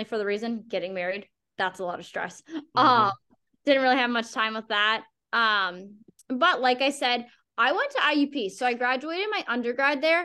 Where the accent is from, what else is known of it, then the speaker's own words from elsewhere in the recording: Pittsburgh, Pennsylvania, United States; I grew up in Pittsburgh, specifically like the North Hills area, and lived there most of my life